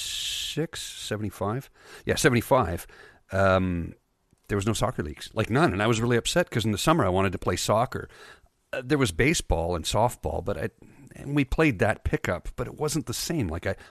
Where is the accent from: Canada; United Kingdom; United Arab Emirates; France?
Canada; accent: Newfoundland; also born or lived in Newfoundland; I'm from Canada. Well, what's with the accent? I lived in Newfoundland for a long time.